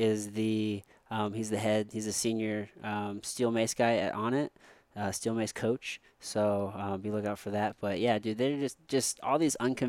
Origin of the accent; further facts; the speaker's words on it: Missouri, United States; I'm from Missouri. I've been here forever